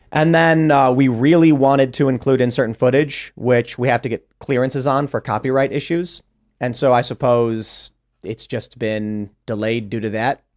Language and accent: English; Chicago, Illinois, United States; I'm from Chicago